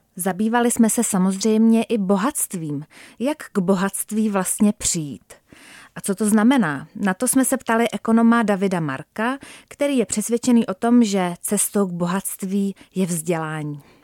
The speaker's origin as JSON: {"language": "Czech", "country": "Czechia", "said": "jako Češi"}